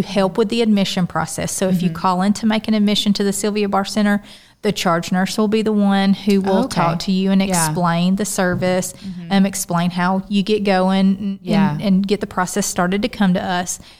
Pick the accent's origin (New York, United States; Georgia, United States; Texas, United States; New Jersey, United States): Georgia, United States; Adel; also born or lived in Brunswick, Georgia / Savannah, Georgia; I grew up in Adel, Georgia, and I went to school at Valdosta State University